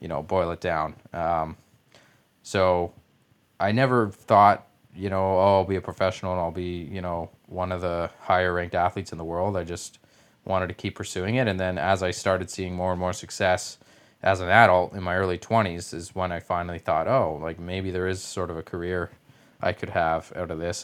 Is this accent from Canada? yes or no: yes; Canada; as a Canadian, obviously, I played hockey as a kid